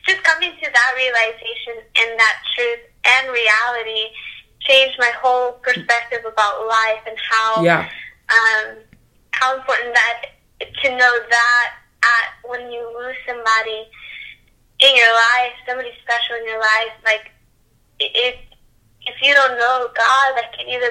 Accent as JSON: {"language": "English", "town": "Conroe", "region": "Texas", "country": "United States", "also_born_or_lived": "Dallas", "said": "I am from Conroe, which is in North Houston."}